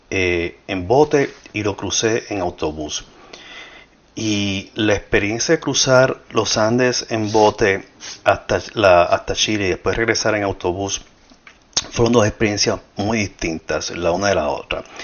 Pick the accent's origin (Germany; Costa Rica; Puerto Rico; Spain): Puerto Rico; born there; creo que nací en Puerto Rico y soy latinoamericano. No nací en Sudamérica